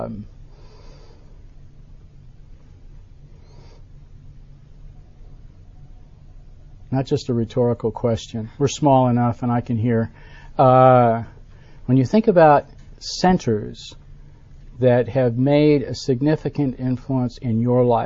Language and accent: English; Buffalo, New York, United States; now in Birmingham, United States; I grew up in Buffalo, New York, at the western end of the state